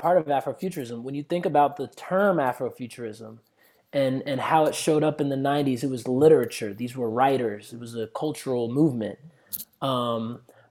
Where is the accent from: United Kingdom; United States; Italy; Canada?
United States; I grew up in America